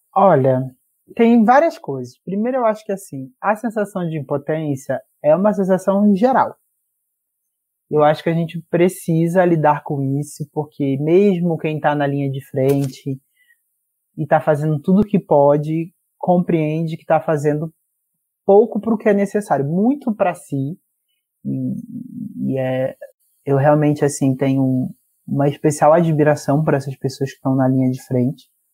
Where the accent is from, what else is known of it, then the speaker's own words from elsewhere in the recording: Rio de Janeiro, Brazil; Eu sou da Zona Oeste do Rio de Janeiro, cresci em Realengo, Padre Miguel, Bangu, por ali